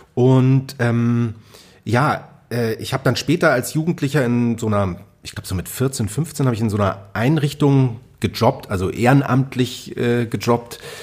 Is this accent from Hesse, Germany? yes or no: no; Munich, Bavaria, Germany; ich bin eben da aufgewachsen in München, äh, München Freimann